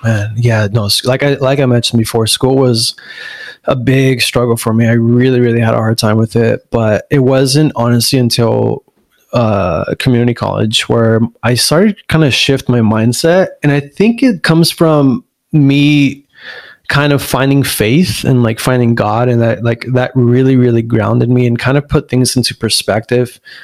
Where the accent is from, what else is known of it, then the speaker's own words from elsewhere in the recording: La Puente, California, United States; also born or lived in Pomona / Diamond Bar; I, I honestly would say we grew up in La Puente